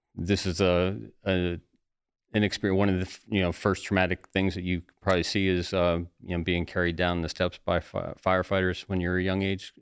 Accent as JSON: {"language": "English", "region": "Ohio", "country": "United States", "tie": "born or raised there", "also_born_or_lived": "Florida", "moved": "yes", "lives_now": "New Jersey, United States", "said": "born and raised in Ohio"}